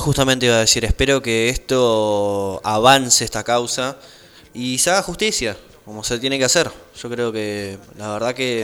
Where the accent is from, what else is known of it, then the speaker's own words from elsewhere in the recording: Argentina; como argentinos